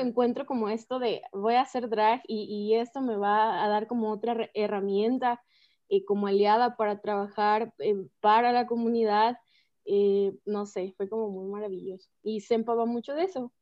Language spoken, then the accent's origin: Spanish; Guadalajara, Jalisco, Mexico; soy de Guadalajara, Jalisco, la tierra del drag actualmente.